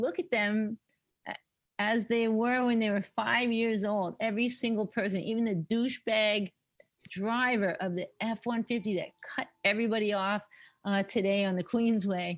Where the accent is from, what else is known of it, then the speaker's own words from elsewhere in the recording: Winnipeg, Manitoba, Canada; also born or lived in Lexington, Kentucky, United States / Dauphin, Manitoba / Vancouver; now in Toronto, Canada; we moved from Lexington, Kentucky to Dauphin, Manitoba when I was 12.